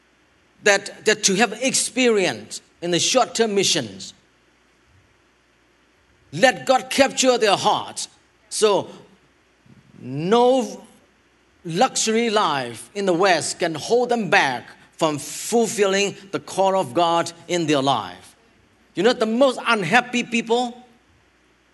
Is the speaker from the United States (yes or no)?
no; Thailand; I help my homelands over there